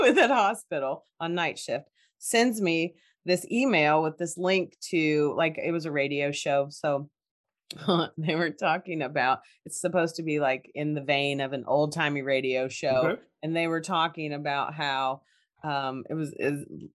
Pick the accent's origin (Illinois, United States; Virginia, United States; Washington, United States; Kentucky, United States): Kentucky, United States; growing up in Bible thumping Kentucky.